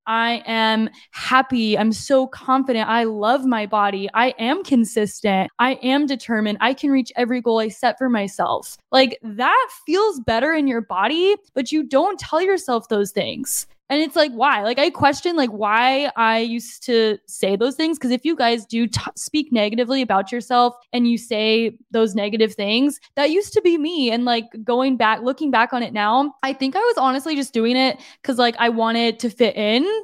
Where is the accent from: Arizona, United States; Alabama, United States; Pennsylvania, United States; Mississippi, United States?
Arizona, United States; Lake Havasu City; moved away as an adult; now in San Diego, United States; my hometown is, it's growing, like Havasu, Havasu vibes